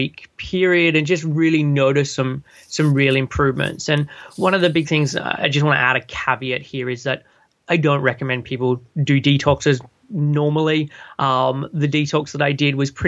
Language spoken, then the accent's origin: English; Sydney, New South Wales, Australia; moved away as an adult; now in United Kingdom; I'm originally from Sydney and moved over to the UK a bit over 13 and a half years ago.